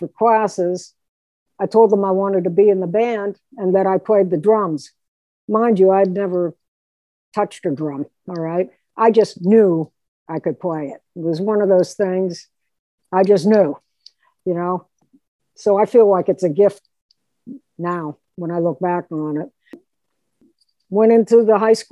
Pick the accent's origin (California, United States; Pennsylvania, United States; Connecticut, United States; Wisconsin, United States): Pennsylvania, United States; Pittsburgh; I'm a Pittsburgh girl, born and raised in Pittsburgh